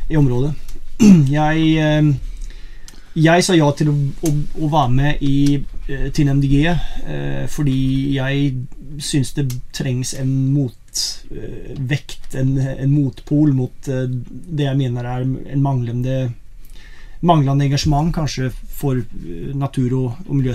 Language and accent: Norwegian; Sweden; now in Rjukan, Norway; jeg er opprinnelig svensk. Jeg har bodd i Norge i 25 år. Rjukan 25 år.